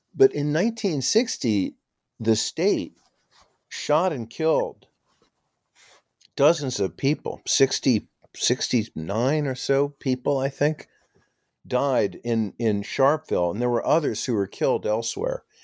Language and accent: English; New York City, New York, United States; I grew up in New York City on the Upper West Side